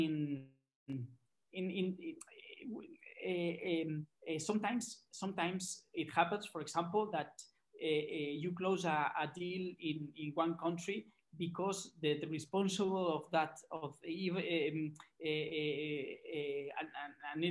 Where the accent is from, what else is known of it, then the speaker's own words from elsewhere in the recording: Barcelona, Catalonia, Spain; I am from Barcelona